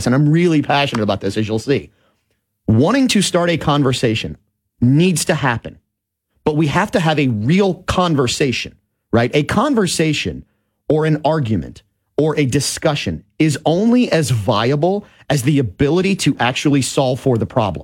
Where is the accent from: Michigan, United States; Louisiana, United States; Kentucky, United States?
Louisiana, United States; New Orleans; I was a young child growing up in New Orleans, 1978, 79, 7-8 years old